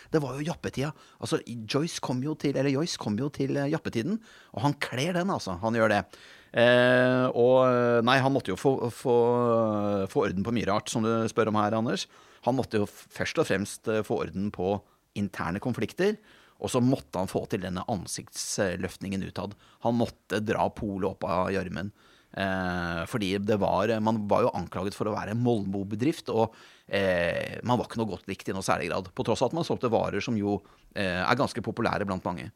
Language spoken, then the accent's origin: Norwegian; Bergen, Vestland, Norway; jeg er født i Bergen selv